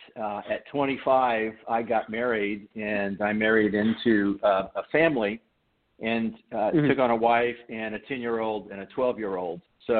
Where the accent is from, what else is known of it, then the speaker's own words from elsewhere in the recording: Detroit, Michigan, United States; born there; also born or lived in Missouri; now in Nashville, United States; I was born in Detroit. I'm an Army brat.